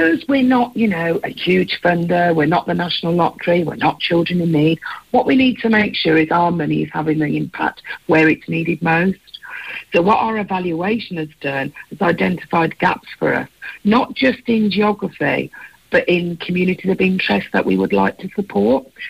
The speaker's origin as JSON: {"language": "English", "town": "Birmingham", "region": "West Midlands", "country": "United Kingdom", "said": "I am a Brummie. So, so for me, to work for a charity that actually helps people from where I'm from"}